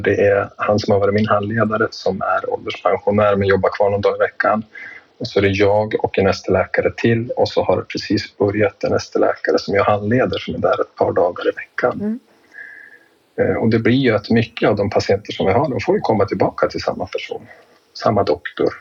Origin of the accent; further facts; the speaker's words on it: Jämtland, Sweden; jag är född och uppväxt i Jämtland och härstammar ifrån bygden där jag arbetar